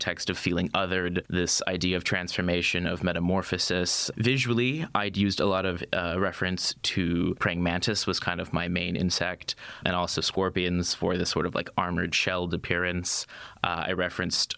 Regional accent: United States; moved away; come from where I came from

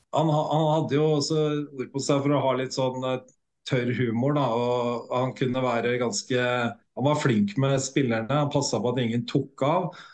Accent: Norway; hjemme i Norge

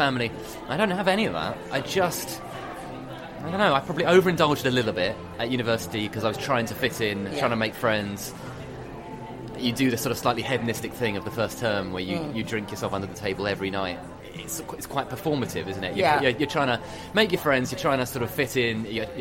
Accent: United Kingdom; being a Brit, but actually I'm half French as well

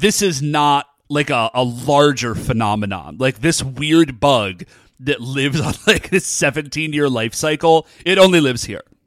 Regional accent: Cleveland, Ohio, United States; I'm from Cleveland. I can handle the winter

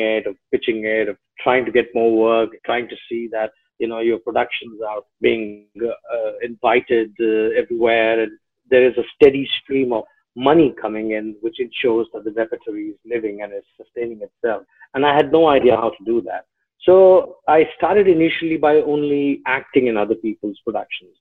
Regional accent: Delhi, India; moved away as an adult; also born or lived in Ghazipur, Uttar Pradesh; now in Mumbai, India; I've literally lived, educated, grown up all my life in Delhi. So yes, Delhi was home.

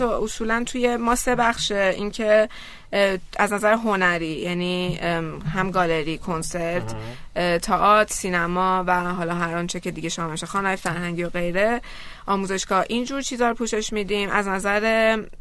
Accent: Iran; ما از ایرانیم

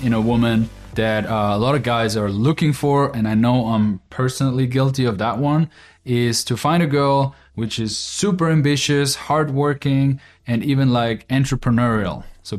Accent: Austria; English is a second language; So where I'm from Austria, that is very logical to think like that, you know

